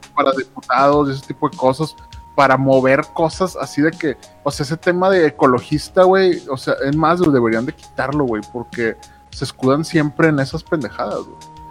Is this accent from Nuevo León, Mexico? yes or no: yes; Nuevo León, Mexico; somos el reír de México, pero somos los que producimos un chingo de lana para México.